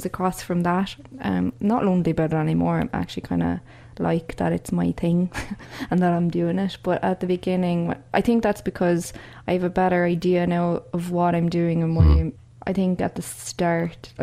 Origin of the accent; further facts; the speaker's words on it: Cork, Munster, Ireland; moved away; I grew up in Cork and I went to UCC, and my parents are from Cork